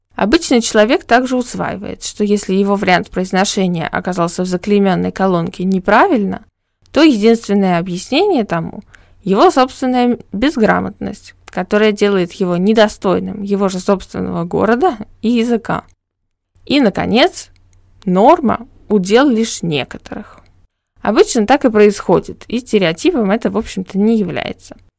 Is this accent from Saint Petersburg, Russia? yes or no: yes; Saint Petersburg, Russia; moved away as an adult; в течение 21 года моей жизни оно было метрополитеном моего города